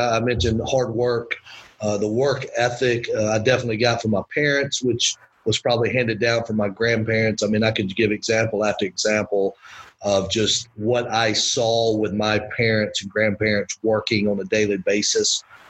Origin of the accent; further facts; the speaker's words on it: Winder, Georgia, United States; But yeah, I grew up in Winder, Georgia, over by Athens. Actually, was not a UGA fan.